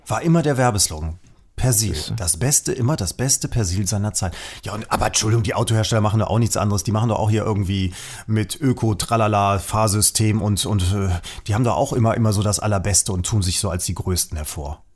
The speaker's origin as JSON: {"language": "German", "country": "Germany", "said": "sind wir Deutsche"}